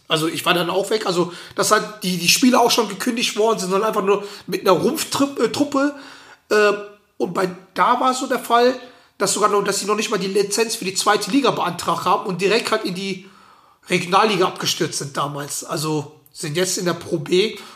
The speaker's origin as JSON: {"language": "German", "town": "Schwelm", "region": "North Rhine-Westphalia", "country": "Germany", "moved": "yes", "lives_now": "Potsdam, Germany", "said": "da, wo ich herkomme, also bei den Schwelmer Basket, die hießen Union Baskets, ähm, damals"}